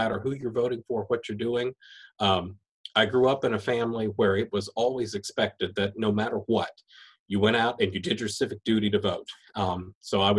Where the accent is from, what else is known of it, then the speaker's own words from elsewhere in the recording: Taylor County, West Virginia, United States; I'm grateful that I grew up in Taylor County. I'm really happy to be from there.